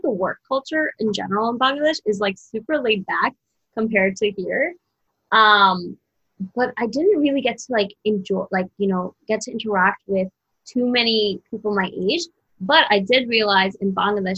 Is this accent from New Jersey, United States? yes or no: yes; New Jersey, United States; moved away; also born or lived in Brooklyn; I grew up in New Jersey